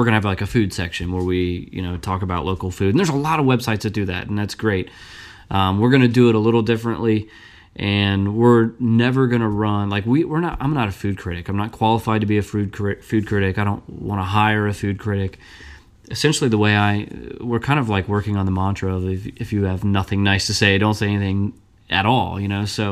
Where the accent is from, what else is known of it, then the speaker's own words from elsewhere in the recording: Burlington, Kentucky, United States; I grew up in Northern Kentucky